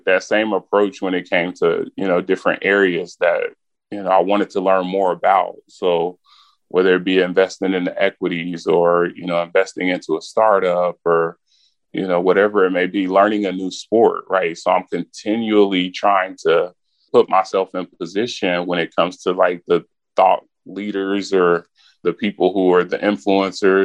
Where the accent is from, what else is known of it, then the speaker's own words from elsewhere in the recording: Wichita, Kansas, United States; moved away; when I was a kid in Wichita